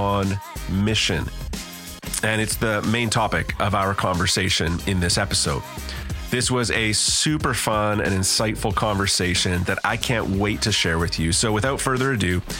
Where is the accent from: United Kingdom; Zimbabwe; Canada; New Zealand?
Canada; British Columbia; for me as a Canadian